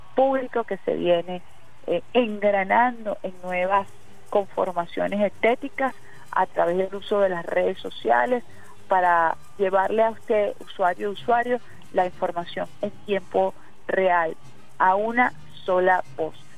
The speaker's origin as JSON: {"language": "Spanish", "country": "Venezuela"}